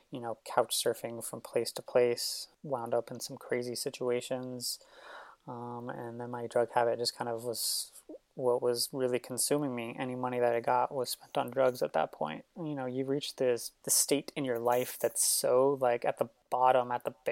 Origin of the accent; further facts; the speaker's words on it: San Francisco, California, United States; moved away as an adult; also born or lived in Los Angeles; I grew up in San Francisco my entire life